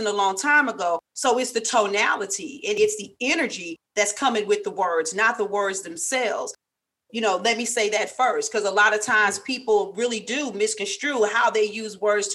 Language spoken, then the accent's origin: English; St. Louis, Missouri, United States; I'm from St. Louis. I may have a little her, there, and care.